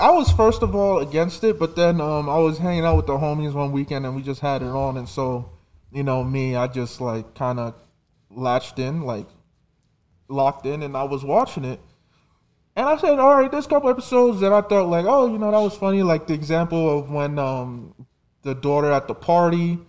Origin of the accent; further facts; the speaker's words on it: New Jersey, United States; I'm from Jersey